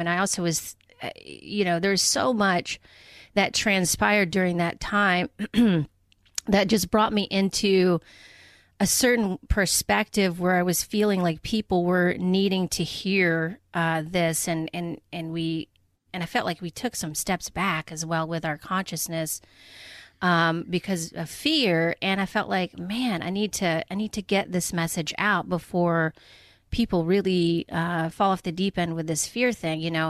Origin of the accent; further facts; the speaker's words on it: Atlanta, Georgia, United States; moved away as an adult; now in Portland, United States; I grew up in Atlanta, Georgia